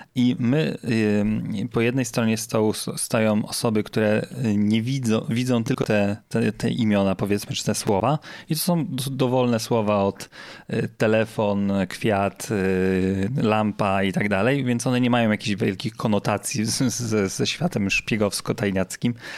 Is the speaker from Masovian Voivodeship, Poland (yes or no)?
no; Zielona Góra, Lubusz Voivodeship, Poland; z mojego rodzinnego miasta